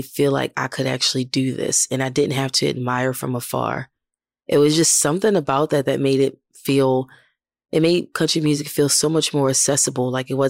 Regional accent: Baltimore, Maryland, United States; moved away as an adult; now in Nashville, United States; I lived in Baltimore. I'm from Baltimore City, and a lot of things I did were in the city.

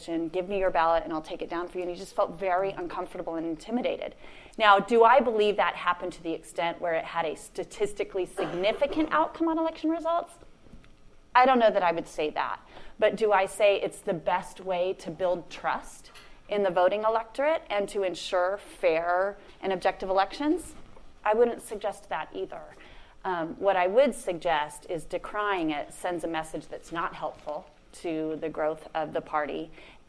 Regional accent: San Joaquin Valley, California, United States; So I've born and raised in the San Joaquin Valley. I'm raising my kids in the San Joaquin Valley.

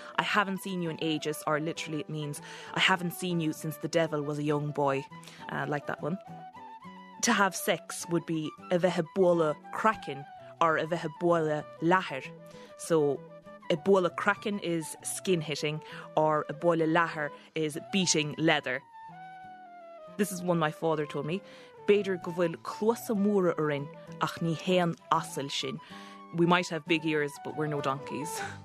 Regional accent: Kerry, Munster, Ireland; my hometown down in Kerry

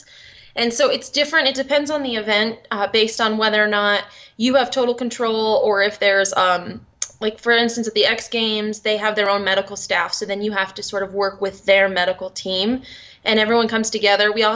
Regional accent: Connecticut, United States; also born or lived in Boston, Massachusetts; now in Park City, United States; I'm originally from Connecticut, and then I lived in Boston.

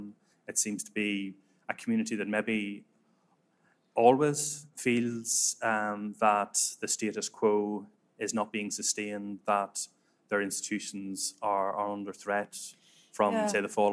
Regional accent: Northern Ireland, United Kingdom; moved away

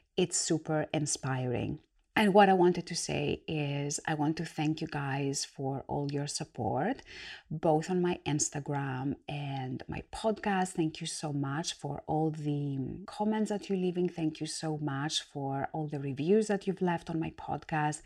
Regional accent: Greece; moved away as an adult; now in United Kingdom; I was born and raised in Greece. I'm an immigrant. I've come to the UK to set my own business

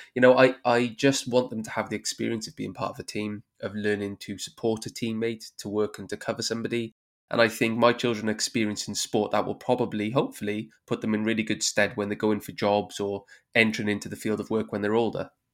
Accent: Wales, United Kingdom; as a Welshman

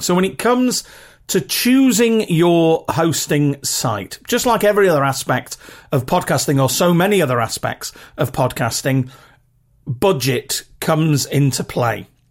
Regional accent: United Kingdom; accent: very regional (British, not Queen's English)

